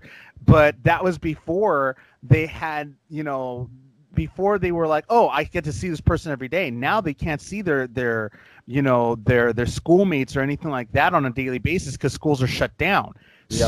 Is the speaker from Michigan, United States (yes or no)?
no; Los Angeles, California, United States; I was born and raised in Los Angeles